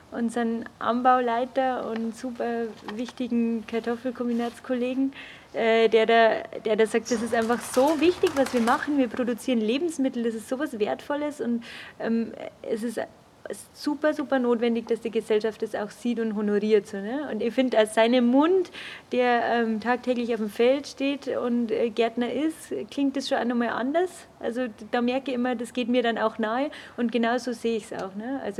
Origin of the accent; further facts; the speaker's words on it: Augsburg, Bavaria, Germany; ich bin keine Münchnerin, sondern Augsburgerin, deswegen war es mir auch nicht so nah.